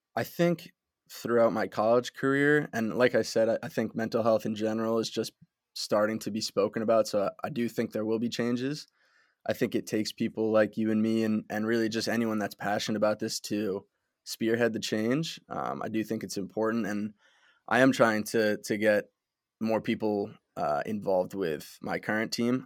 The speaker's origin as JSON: {"language": "English", "area": "Westchester", "region": "New York", "country": "United States", "tie": "born or raised there", "said": "I was born in Westchester, New York. I, uh, went to Byram Hills High School."}